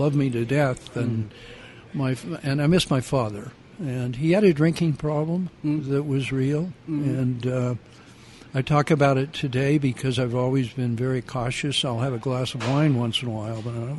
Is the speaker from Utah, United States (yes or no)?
yes; Salt Lake City, Utah, United States; as I grew up, everything in Salt Lake City affected me